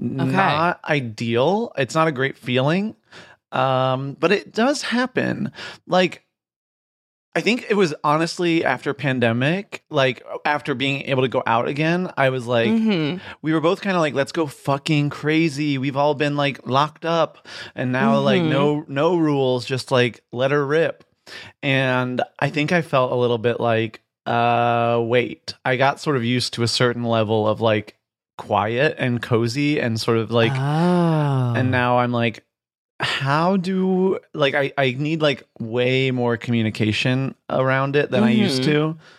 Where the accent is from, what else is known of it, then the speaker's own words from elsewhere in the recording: Midwest, United States; also born or lived in Virginia; So I grew up in like, I usually say like Michigan and Virginia, but it was sort of like around the Midwest and a little bit in the South.